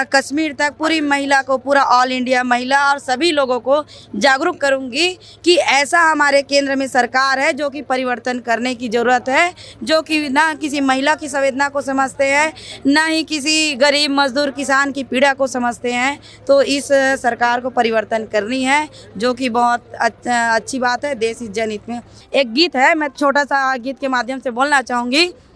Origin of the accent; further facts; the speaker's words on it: Raipur, Chhattisgarh, India; मैं छत्तीसगढ़ रायपुर से हूँ